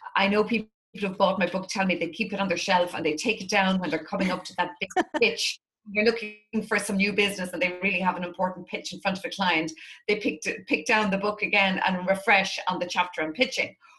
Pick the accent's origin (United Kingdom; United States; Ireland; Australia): Ireland; Drogheda, Leinster; my hometown, which is Drogheda in the northeast of Ireland